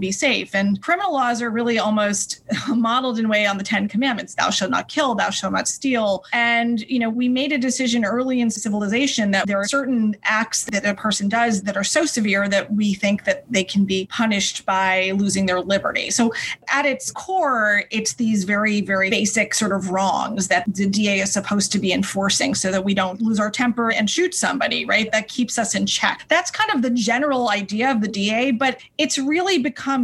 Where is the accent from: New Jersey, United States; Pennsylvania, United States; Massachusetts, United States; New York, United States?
New York, United States; since I was from New York, of course, I wanted to come back here